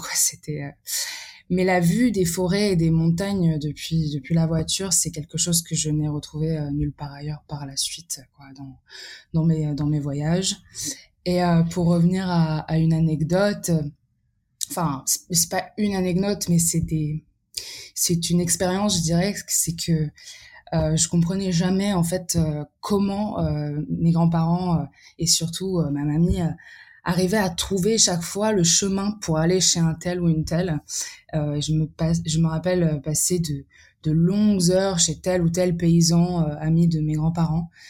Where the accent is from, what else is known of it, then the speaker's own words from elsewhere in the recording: Paris, Île-de-France, France; also born or lived in Serbia; je suis née en France en 1998 et mes parents sont venus en 91 ou en 92